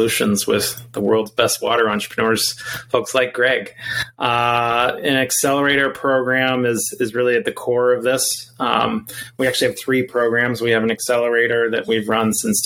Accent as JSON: {"language": "English", "region": "Montana", "country": "United States", "tie": "born or raised there", "also_born_or_lived": "Colorado", "moved": "yes", "said": "I had the fortune of growing up in Montana"}